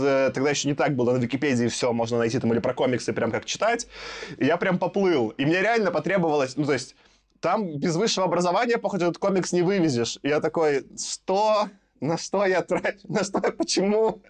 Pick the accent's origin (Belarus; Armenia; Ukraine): Belarus; как белорус